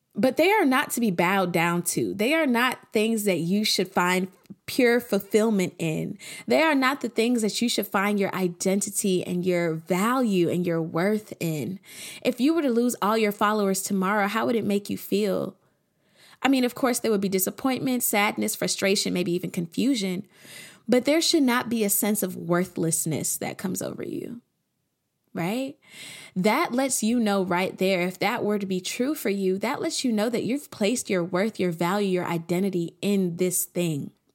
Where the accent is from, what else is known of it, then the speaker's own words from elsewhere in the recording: Atlanta, Georgia, United States; I'm from Atlanta